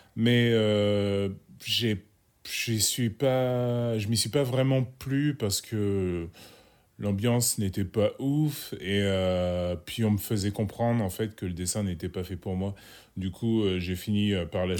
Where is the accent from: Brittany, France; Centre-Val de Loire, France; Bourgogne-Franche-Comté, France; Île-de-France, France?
Bourgogne-Franche-Comté, France; Sens; je suis originaire de Sens, un petit bled en Bourgogne